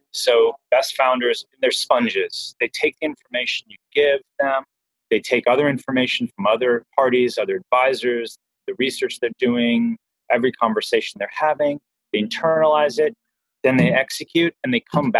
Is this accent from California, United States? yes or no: yes; Southern California, United States; I grew up in Southern California